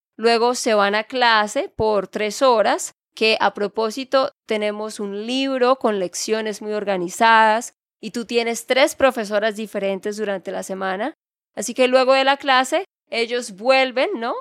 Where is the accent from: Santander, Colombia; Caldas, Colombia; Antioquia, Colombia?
Santander, Colombia; de Santander, Colombia